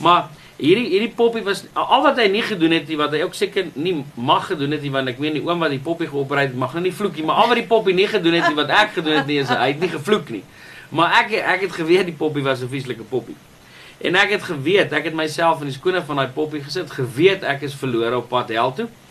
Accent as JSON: {"language": "Afrikaans", "town": "Welkom", "region": "Free State", "country": "South Africa", "tie": "born or raised there", "said": "Ek is gebore in die Vrystaat in die dorp Welkom"}